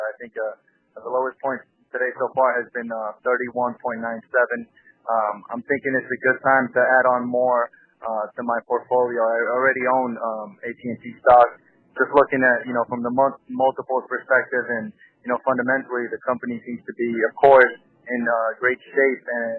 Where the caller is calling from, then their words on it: Palm Beach, Florida, United States; I'm calling you from Palm Beach, Florida.